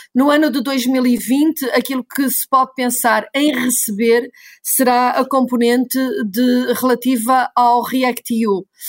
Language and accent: Portuguese; Portugal